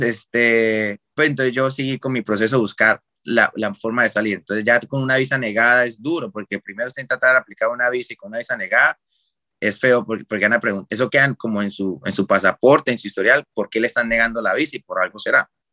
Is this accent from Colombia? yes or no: yes; Cúcuta, Norte de Santander, Colombia; moved away as an adult; also born or lived in Pamplona, Colombia; como yo soy de Cúcuta